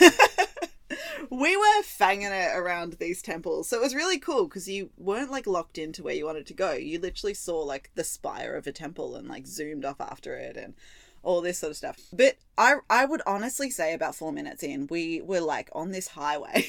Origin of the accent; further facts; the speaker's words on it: Australia; now in Melbourne, Australia; we are Aussie